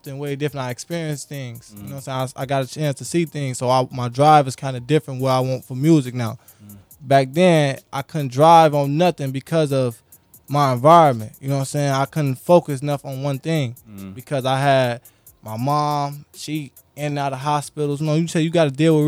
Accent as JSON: {"language": "English", "town": "Aurora", "region": "Illinois", "country": "United States", "tie": "born or raised there", "also_born_or_lived": "West Side, Chicago / South Side, Chicago", "said": "my city, Aurora. Grew up on Aurora"}